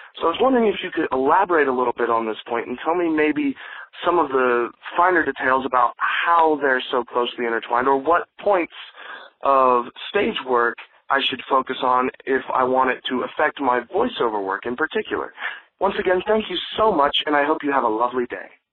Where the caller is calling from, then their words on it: Midway, Georgia, United States; I'm calling from Midway, Georgia.